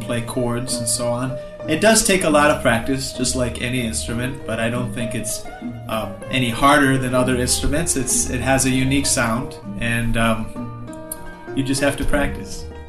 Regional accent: Michigan, United States; I'm from Michigan in the United States and I'm here in Chennai.

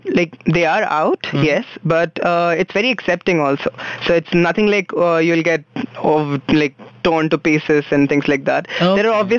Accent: Nagpur, Maharashtra, India; moved away; I grew up in Nagpur.

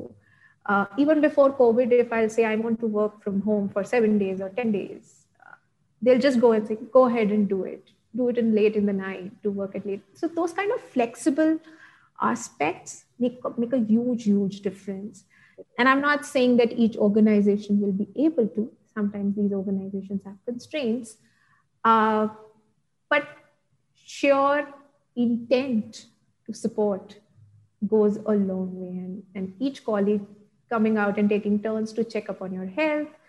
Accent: Ahmedabad, Gujarat, India; now in Bangalore, India; I stay in Bangalore and my hometown is in Ahmedabad.

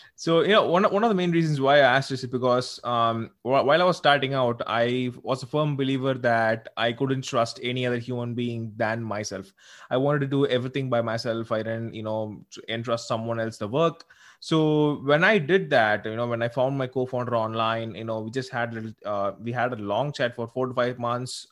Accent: South India, India; I'm actually from South India

